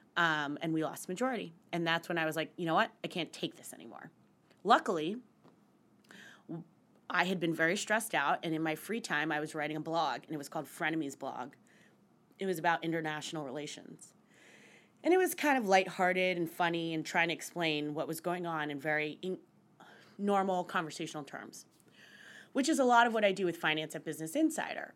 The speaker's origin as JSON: {"language": "English", "country": "United States", "tie": "born or raised there", "also_born_or_lived": "West Virginia / Pennsylvania / New York City", "moved": "as an adult", "lives_now": "New York, United States", "said": "I grew up in West Virginia, in central Pennsylvania"}